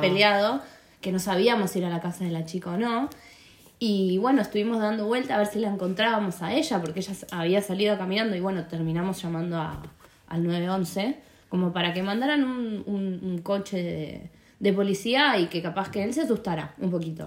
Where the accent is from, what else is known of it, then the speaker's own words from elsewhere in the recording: Rosario, Santa Fe, Argentina; yo soy de Rosario